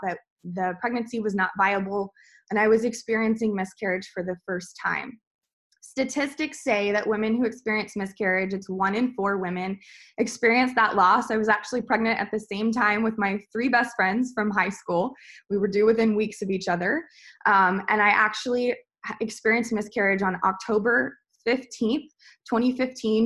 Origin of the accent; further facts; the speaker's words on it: the South, United States; also born or lived in Atlanta; I'm from the South, so if I ate vegetables, they were thoroughly fried and salted